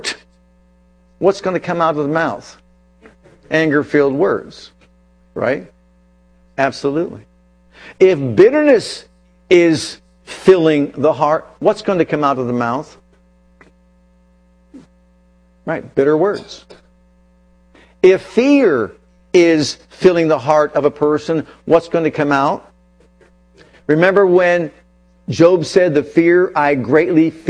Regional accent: United States; first language English; I grew up in America.

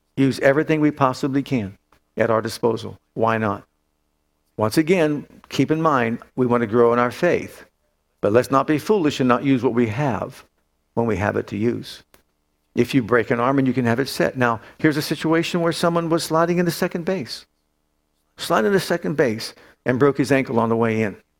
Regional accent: Youngstown, Ohio, United States; moved away; when I lived in Youngstown, when I grew up in Youngstown

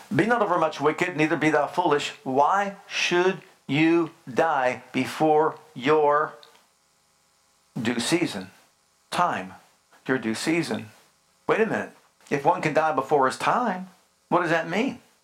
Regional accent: Youngstown, Ohio, United States; I grew up in Youngstown, Ohio

